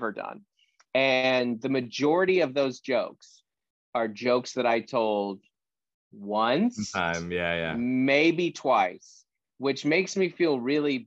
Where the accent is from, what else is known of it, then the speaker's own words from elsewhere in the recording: Federal Way, Washington, United States; where I grew up in Federal Way, Washington